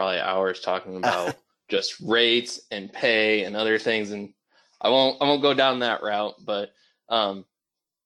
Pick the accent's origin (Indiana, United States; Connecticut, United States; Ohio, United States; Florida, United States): Indiana, United States; Michigan City; also born or lived in Murray, Kentucky; I grew up in Michigan City, Indiana, which is over by the lake